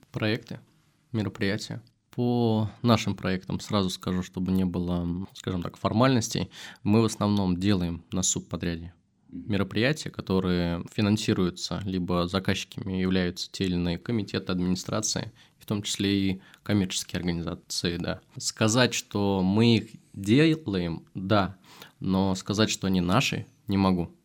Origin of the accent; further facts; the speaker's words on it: Kazan, Tatarstan, Russia; хоть я из Татарстана, хоть я из Казани, где в основном это мусульмане